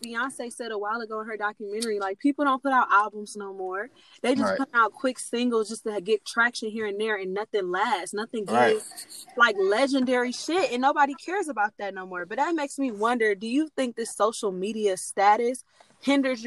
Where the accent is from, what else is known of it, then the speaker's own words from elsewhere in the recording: Cleveland, Ohio, United States; our city has so much talent and a lot of creatives that come out of here